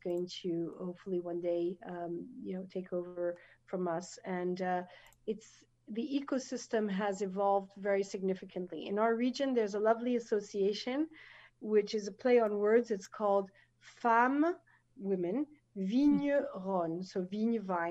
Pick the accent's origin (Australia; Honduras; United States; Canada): United States; moved away as an adult; now in France; an American woman in the south of France